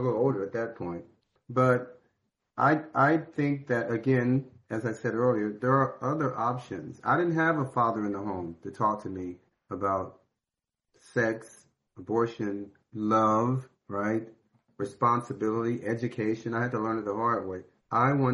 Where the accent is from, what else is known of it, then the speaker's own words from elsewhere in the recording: St. Louis, Missouri, United States; I was born in St. Louis